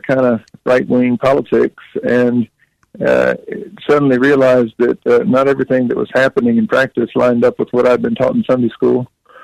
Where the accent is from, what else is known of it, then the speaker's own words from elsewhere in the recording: North Carolina, United States; I'm from the South. I grew up in North Carolina, actually not too far from Mayberry